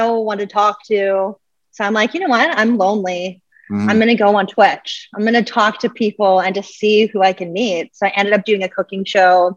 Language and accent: English; Canada; I'm Canadian and from Canada